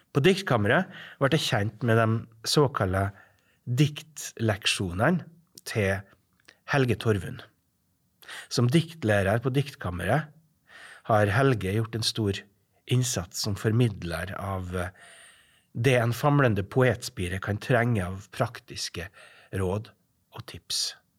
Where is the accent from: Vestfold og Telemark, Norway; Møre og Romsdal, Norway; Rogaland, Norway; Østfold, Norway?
Møre og Romsdal, Norway; Averøya; moved away; also born or lived in Estonia; Jeg er fra Averøya